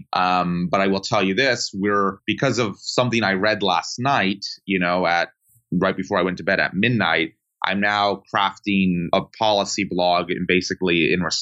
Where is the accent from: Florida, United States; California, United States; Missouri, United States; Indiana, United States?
Florida, United States; Sarasota; moved away as an adult; now in Washington, D.C., United States; where I grew up in Florida